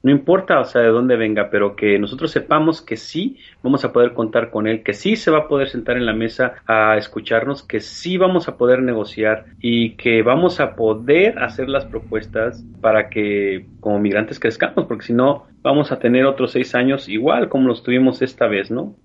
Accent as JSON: {"language": "Spanish", "country": "Mexico", "moved": "yes", "lives_now": "Chicago, United States", "said": "Como mexicano"}